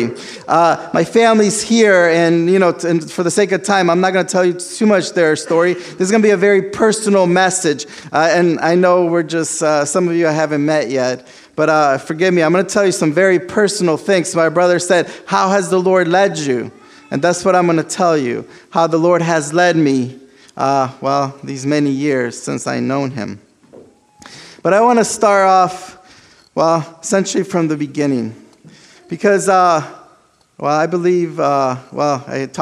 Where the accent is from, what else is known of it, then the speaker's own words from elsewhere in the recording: South Florida, United States; first language Spanish; English is a second language; moved away as an adult; also born or lived in South America; now in Pittsburgh, United States; My first language is actually Spanish, and growing up in Florida, that's how I picked up English